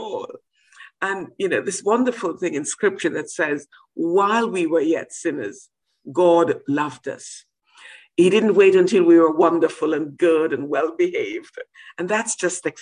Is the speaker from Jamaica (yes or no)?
yes; Jamaica; now in United Kingdom; I come from Jamaica